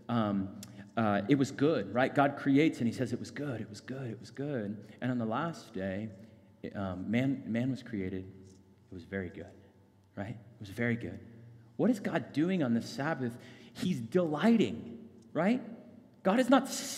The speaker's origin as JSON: {"language": "English", "town": "Phoenix", "region": "Arizona", "country": "United States", "tie": "born or raised there", "said": "I grew up in North Phoenix"}